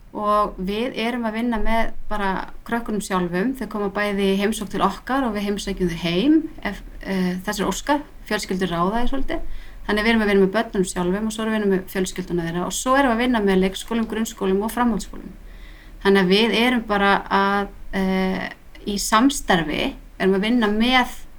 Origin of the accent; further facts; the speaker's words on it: Reykjavík, Capital Region, Iceland; moved away as an adult; also born or lived in Barcelona, Spain; ég bara stelpa á breyðhaldi alveg upp í dúbnuhólum alla tíð